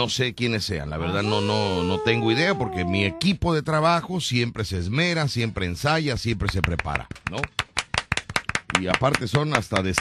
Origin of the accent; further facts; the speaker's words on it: Veracruz, Mexico; born there; tengo 46 años de edad, nací en Veracruz, radico en Veracruz